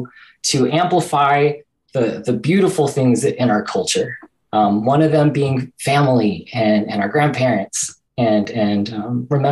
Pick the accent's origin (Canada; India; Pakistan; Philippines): Philippines; I think, especially culture, like, and being Filipino, things that we have in common.